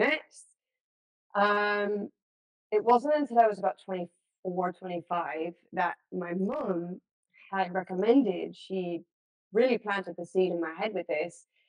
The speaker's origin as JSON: {"language": "English", "town": "Los Angeles", "region": "California", "country": "United States", "tie": "born or raised there", "said": "grew up in the States. I was born and raised in Los Angeles."}